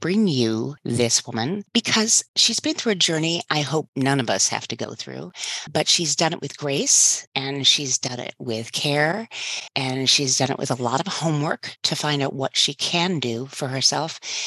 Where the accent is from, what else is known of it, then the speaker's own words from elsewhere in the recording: Detroit, Michigan, United States; moved away; I grew up there in Detroit area, in the suburbs of Detroit